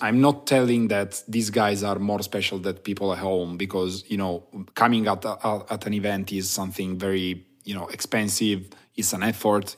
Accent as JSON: {"language": "English", "town": "Turin", "region": "Piedmont", "country": "Italy", "said": "I'm from Turin, Italy"}